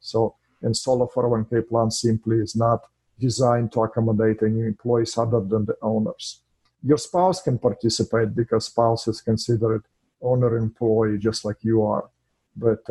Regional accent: Russia; English is a second language; moved away as an adult; now in United States; I'm an immigrant in this country from Russia

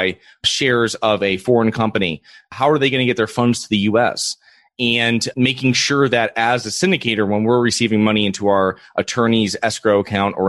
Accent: Connecticut, United States; moved away as an adult; now in Florida, United States; I'm originally from Connecticut, and I self-manage my own properties for about 6 years up there before moving down to Florida

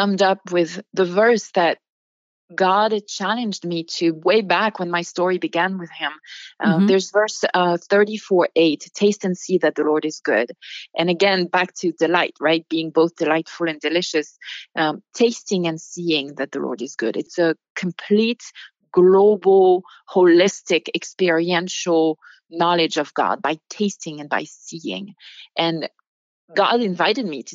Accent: Bordeaux wine country, Nouvelle-Aquitaine, France; moved away as an adult; now in United States; I grew up in the Bordeaux wine country.

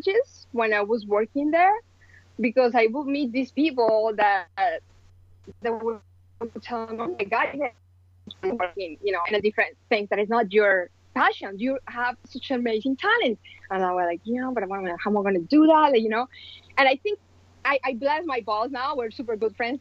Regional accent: Colombia; moved away as an adult; now in United States; I am original from Colombia, and I moved to the States almost 18 years ago

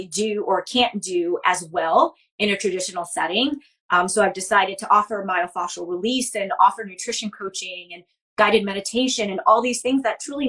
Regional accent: New York, United States; also born or lived in Baltimore; now in Philadelphia, United States; I'm from New York originally.

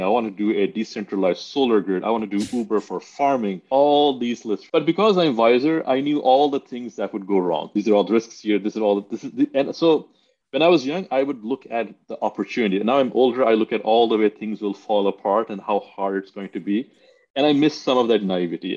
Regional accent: Pakistan; I grew up in Pakistan

